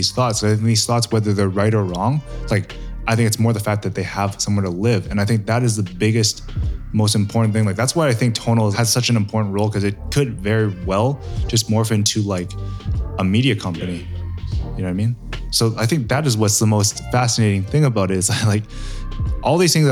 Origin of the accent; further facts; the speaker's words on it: Canada; growing up in Canada